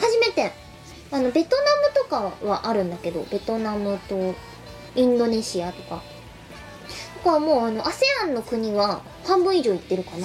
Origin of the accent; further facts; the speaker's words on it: Chiba, Japan; 幕張は私、出身高校がありまして、毎日通ってました